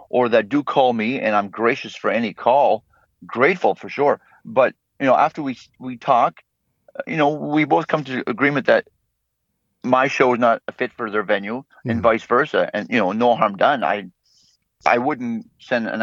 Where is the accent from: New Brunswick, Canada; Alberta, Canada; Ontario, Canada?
New Brunswick, Canada; Campbellton; growing up in Camelton, you either played hockey or you played music